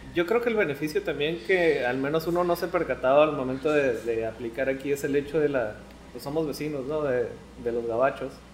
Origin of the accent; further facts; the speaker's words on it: La Paz, Baja California Sur, Mexico; moved away as an adult; now in Mexicali, Mexico; salí de La Paz y llegué a Mexicali, pues caí blandito, ¿no? O sea, no llegué a, a rentar con alguien desconocido. Llegué aquí con mis abuelos